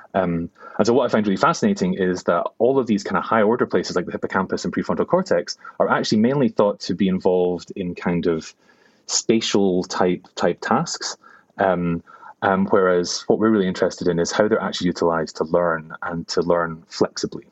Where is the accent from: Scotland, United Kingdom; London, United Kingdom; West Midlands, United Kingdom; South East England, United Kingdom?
Scotland, United Kingdom; Glasgow; moved away; also born or lived in New York / Cambridge; I am a Glaswegian neuroscientist